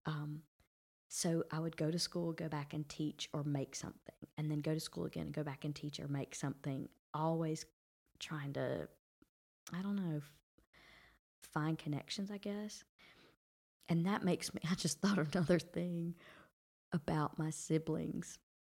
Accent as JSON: {"language": "English", "town": "Brundidge", "region": "Alabama", "country": "United States", "also_born_or_lived": "Georgia", "moved": "as an adult", "said": "here I am from Brundage, Alabama"}